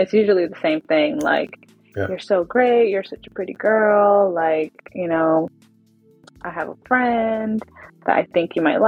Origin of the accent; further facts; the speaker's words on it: Dinuba, California, United States; moved away; Dinuba, where that's my hometown, when I go back home to visit my mom